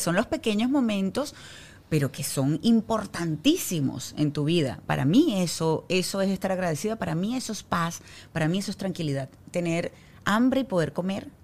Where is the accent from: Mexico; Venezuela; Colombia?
Venezuela; now in Miami, United States; yo soy venezolana